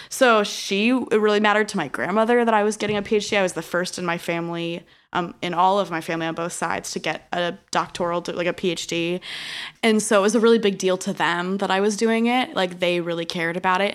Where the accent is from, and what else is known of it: Illinois, United States; born or raised there